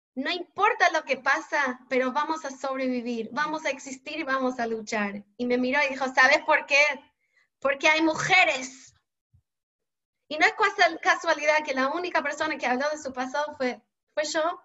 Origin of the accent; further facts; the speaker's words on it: Montreal, Quebec, Canada; Spanish is a second language; moved away as an adult; now in Argentina; yo soy canadiense, de Montreal